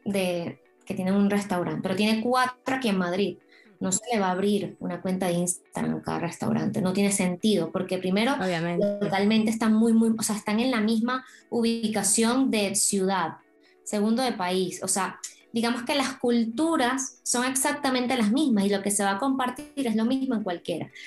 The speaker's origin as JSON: {"language": "Spanish", "country": "Venezuela", "moved": "yes", "lives_now": "Spain", "said": "yo soy de Venezuela"}